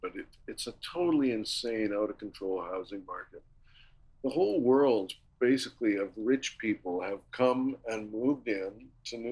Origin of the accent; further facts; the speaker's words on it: Winnipeg, Manitoba, Canada; I'm from Winnipeg